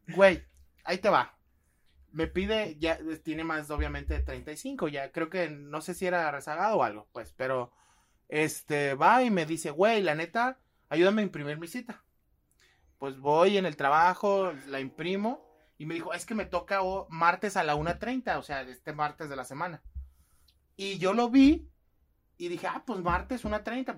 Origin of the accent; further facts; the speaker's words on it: Guadalajara, Jalisco, Mexico; somos de Guadalajara